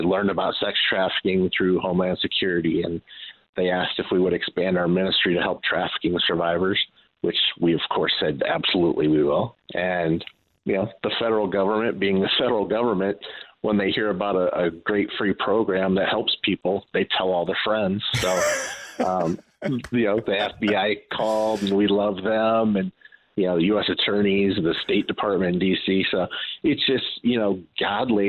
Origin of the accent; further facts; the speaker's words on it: Los Angeles, California, United States; moved away as an adult; also born or lived in Chicagoland; now in Chicago, United States; I grew up in South Central